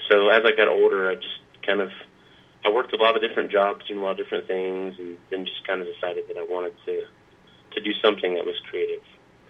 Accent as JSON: {"language": "English", "town": "Jacksonville", "region": "Florida", "country": "United States", "tie": "born or raised there", "moved": "as an adult", "lives_now": "Nashville, United States", "said": "I grew up in Jacksonville, Florida. I'm a sort of quintessential Navy brat. Both my parents were in the Navy, and we landed in Jacksonville, Florida back when I was real young and ended up staying there"}